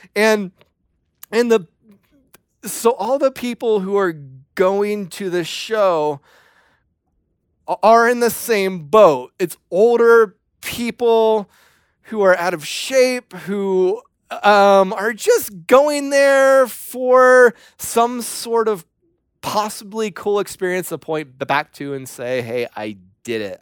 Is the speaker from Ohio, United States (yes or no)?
yes; Ohio, United States; moved away as an adult; also born or lived in Tennessee; I was from Ohio